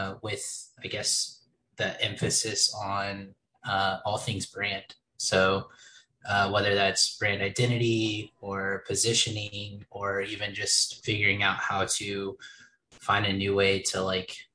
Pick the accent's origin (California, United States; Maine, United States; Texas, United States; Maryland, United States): Texas, United States; Dallas; also born or lived in Kansas City; now in Austin, United States; I'm originally from the Dallas area.